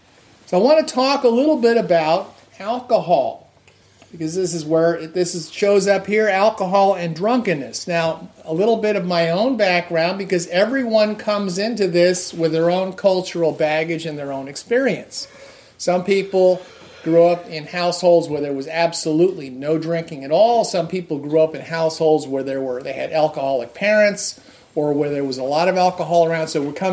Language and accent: English; New Jersey, United States; now in Boston, United States; I went to Catholic school, and my fellow classmates were generally from either Italian or Irish backgrounds as well, growing up in New Jersey.